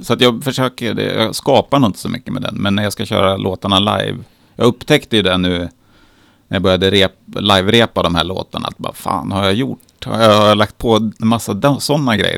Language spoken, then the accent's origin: Swedish; Katrineholm, Södermanland, Sweden; jag är uppvuxen i Katrineholm